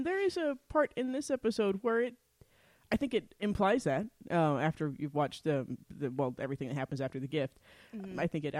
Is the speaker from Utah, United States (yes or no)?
yes; Utah, United States; we're nice girls from Utah